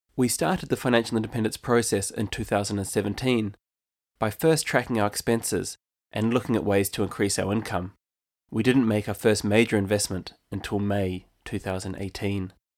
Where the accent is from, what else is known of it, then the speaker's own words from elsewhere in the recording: New Zealand; moved away as an adult; now in County Limerick, Ireland; I'm actually originally from New Zealand, and I've called Ireland home since two thousand eleven.